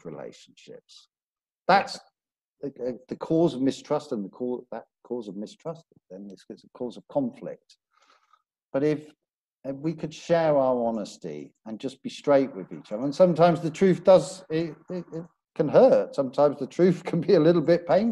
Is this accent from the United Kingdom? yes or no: yes; Belfast, Northern Ireland, United Kingdom; I'm from, I was originally born in Belfast, so I'm from Northern Ireland